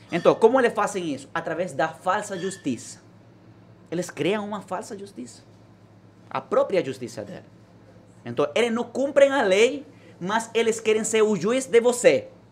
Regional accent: Venezuela; Portuguese is a second language; moved away as an adult; now in Brazil; Eu queria libertar meu país

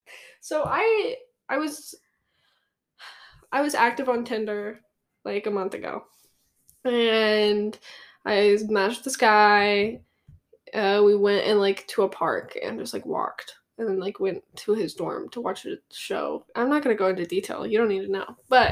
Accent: Wales, United Kingdom; I'm from Wales.

